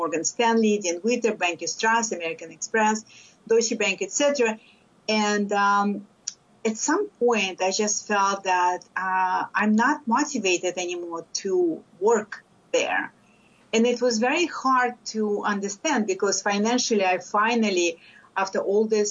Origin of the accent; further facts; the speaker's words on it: Lithuania; English is a second language; moved away as an adult; now in United States; I am a first-generation immigrant from Lithuania. I came to the States over 30 years ago. And when I came, even though I had a master's degree in physics, I did not speak English.